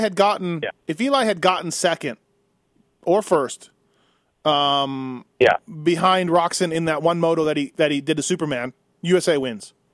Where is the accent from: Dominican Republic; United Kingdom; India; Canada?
Canada; now in United States; I've almost lived in the U.S. longer than I did in Canada, but you know, I still feel Canadian